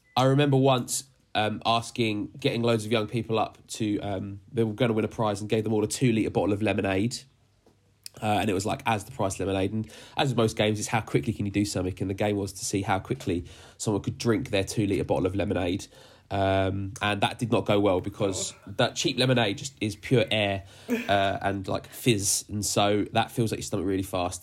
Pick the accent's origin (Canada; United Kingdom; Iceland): United Kingdom; Dagenham, London; moved away; I grew up in Dagenham as well, so we're from the same ends